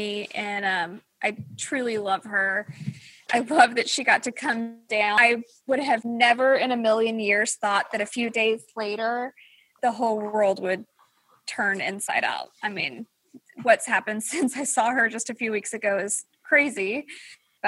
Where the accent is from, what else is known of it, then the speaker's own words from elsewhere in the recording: Louisiana, United States; now in Texas, United States; I was born in Louisiana